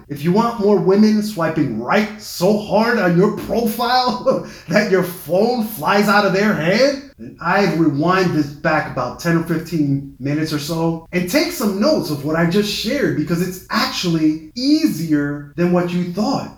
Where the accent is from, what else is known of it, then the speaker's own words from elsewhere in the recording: New York City, New York, United States; my hometown paper, the uh, New York Times